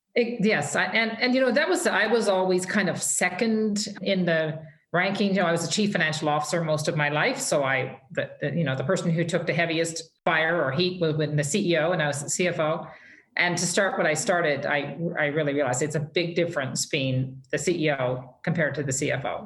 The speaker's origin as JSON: {"language": "English", "area": "Fogo Island", "region": "Newfoundland and Labrador", "country": "Canada", "tie": "born or raised there", "also_born_or_lived": "Calgary", "moved": "as an adult", "said": "I I'm as a Newfoundlander"}